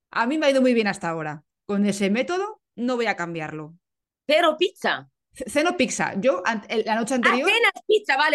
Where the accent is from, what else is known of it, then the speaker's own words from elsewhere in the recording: Italy; claro, digo, como italiana tengo que preguntarte esto